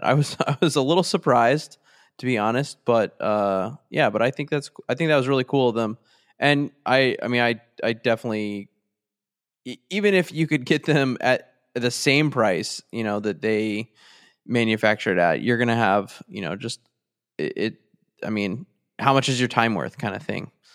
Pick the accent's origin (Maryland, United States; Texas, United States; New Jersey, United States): Texas, United States; I'm from Texas